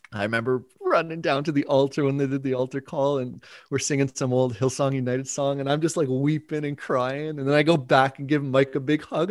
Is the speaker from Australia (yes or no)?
no; Burlington, Ontario, Canada; they went to this church in Burlington where I grew up in Ontario